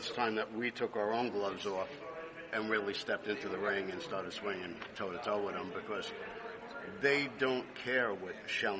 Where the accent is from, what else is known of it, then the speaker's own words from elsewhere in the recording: New York, United States; Well, I grew up in New York, born and raised